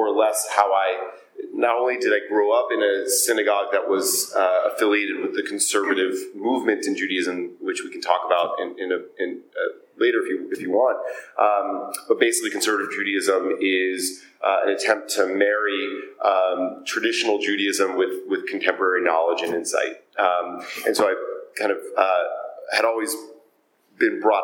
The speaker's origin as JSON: {"language": "English", "town": "Atlanta", "region": "Georgia", "country": "United States", "tie": "born or raised there", "said": "I was born and raised in Atlanta, Georgia."}